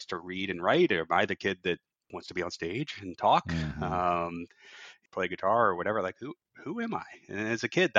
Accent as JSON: {"language": "English", "town": "Virginia Beach", "region": "Virginia", "country": "United States", "tie": "born or raised there", "also_born_or_lived": "Norfolk, Virginia", "said": "growing up in Norfolk and Virginia Beach, we just running around with my friends in the neighborhood"}